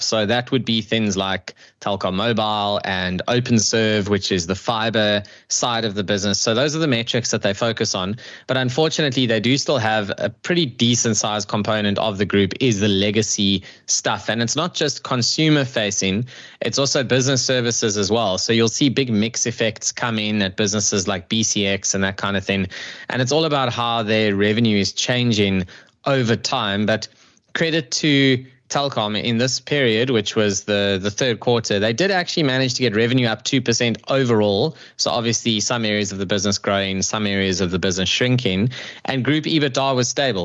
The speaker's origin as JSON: {"language": "English", "country": "South Africa", "said": "as a South African"}